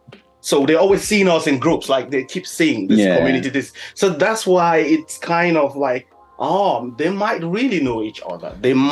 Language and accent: English; Cameroon; I'm from Cameroon.